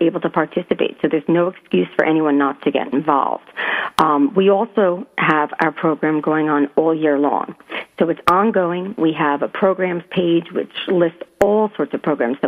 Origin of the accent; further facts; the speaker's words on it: Southern Connecticut, United States; moved away as an adult; also born or lived in New York; I was born in New York, but I was raised in Southern Connecticut and lived there. But I lived overseas for about 15 years